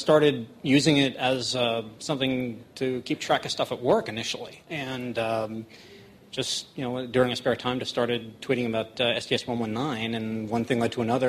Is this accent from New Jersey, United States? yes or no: yes; Mine Hill, New Jersey, United States; Mine Hill, New Jersey.